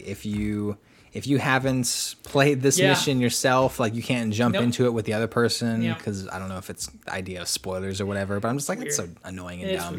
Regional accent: New York, United States; but I'm from New York

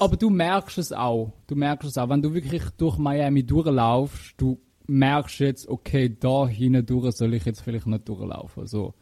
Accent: Switzerland; bei uns in der Schweiz

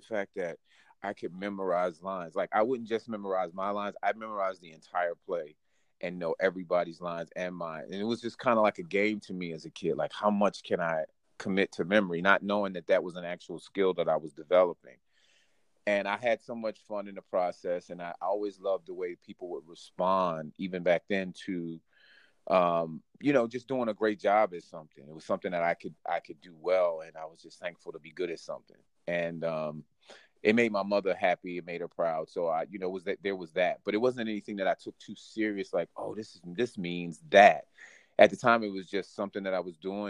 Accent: Philadelphia, Pennsylvania, United States; I grew up on 50th and Chestnut Street.

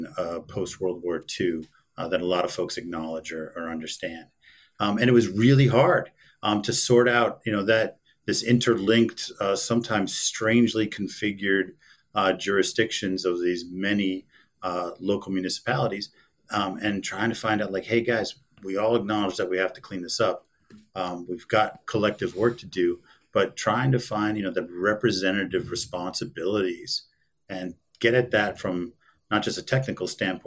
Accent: Pennsylvania, United States; also born or lived in New England; now in Los Angeles, United States; Growing up in Pennsylvania and New England, just was in awe of this landscape. Couldn't wait to get out west

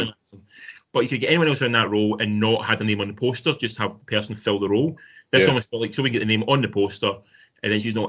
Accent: Irvine, Scotland, United Kingdom; I grew up in Irvine

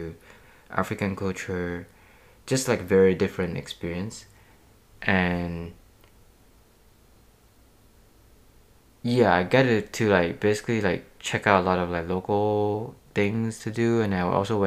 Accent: Indonesia; moved away; I'm actually from Indonesia

